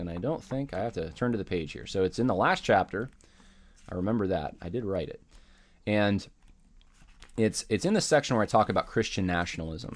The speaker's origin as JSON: {"language": "English", "country": "United States", "said": "We share a homeland in common."}